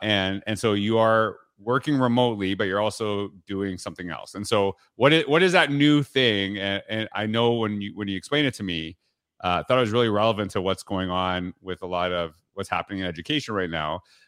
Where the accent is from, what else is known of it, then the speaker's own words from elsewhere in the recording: Canada; too much American TV for me growing up in Canada